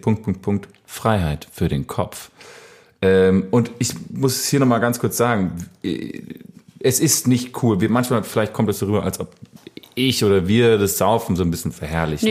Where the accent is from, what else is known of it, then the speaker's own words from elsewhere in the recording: Bad Laasphe, North Rhine-Westphalia, Germany; moved away; aus dem kleinen, feinen Ort Bad Larsve, wo ich aufgewachsen bin